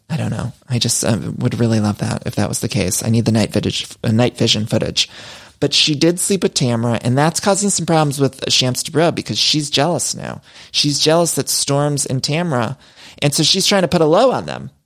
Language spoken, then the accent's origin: English; Ohio, United States; also born or lived in Chicago; now in Los Angeles, United States; I'm from Ohio